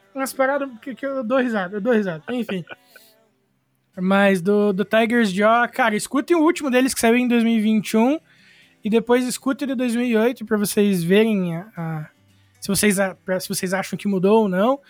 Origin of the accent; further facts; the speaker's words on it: Irati, Paraná, Brazil; eu sou de Irati, no Paraná